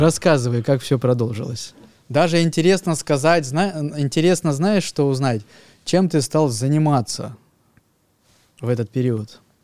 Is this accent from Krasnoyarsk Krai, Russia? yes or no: yes; Krasnoyarsk, Krasnoyarsk Krai, Russia; я э, вырос в Академгородке